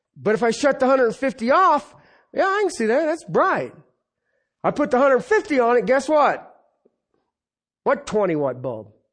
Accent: Ohio, United States; I was growing up in Ohio

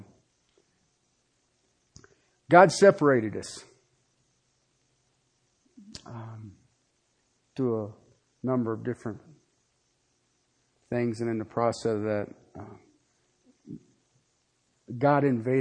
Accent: Ohio, United States; I was from Ohio.

